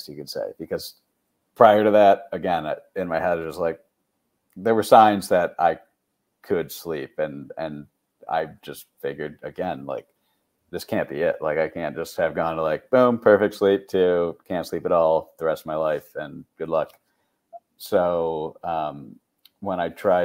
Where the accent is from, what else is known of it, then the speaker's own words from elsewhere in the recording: Syracuse, New York, United States; I'm from Syracuse, New York, Syracuse University.